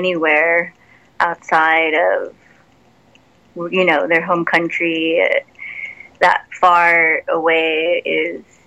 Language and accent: English; San Antonio, Texas, United States; setting up shows in my hometown.